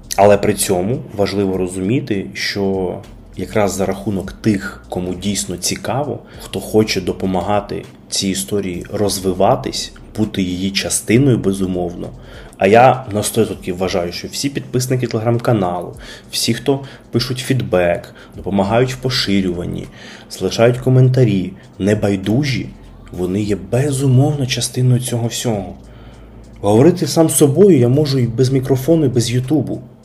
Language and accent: Ukrainian; Kyiv, Ukraine; Я народився і виріс в Києві, е, а саме на Печерську